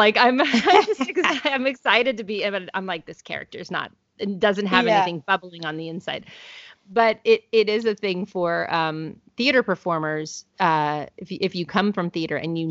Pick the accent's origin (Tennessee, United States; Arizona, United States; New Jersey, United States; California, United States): California, United States; I'm originally from California